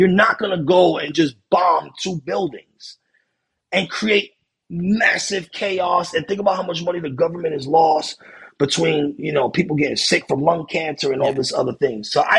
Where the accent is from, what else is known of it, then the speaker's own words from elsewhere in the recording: New York City, New York, United States; I was born in Beekman Hospital.